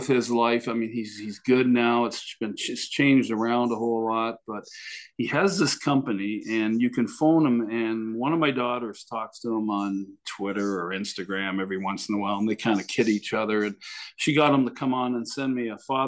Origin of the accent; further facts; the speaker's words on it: Oshawa, Ontario, Canada; I grew up in Oshawa, and on our street, we had, my next door neighbor was Terry O'Reilly.